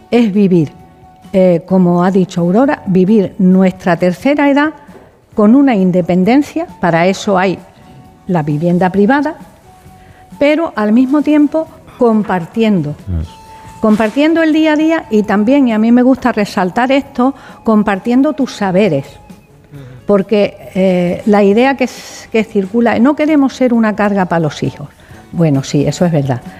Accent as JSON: {"language": "Spanish", "town": "Seville", "region": "Andalusia", "country": "Spain", "said": "Eh, yo vengo de Sevilla y antes he, pertenecido a un proyecto"}